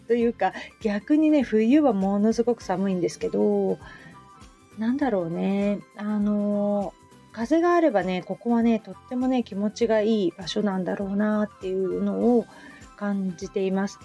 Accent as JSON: {"language": "Japanese", "town": "Hamamatsu", "region": "Shizuoka", "country": "Japan", "tie": "born or raised there", "also_born_or_lived": "Kita-Kamakura, Kanagawa", "moved": "yes", "lives_now": "Kamakura, Japan", "said": "私の実家がそこら辺なので"}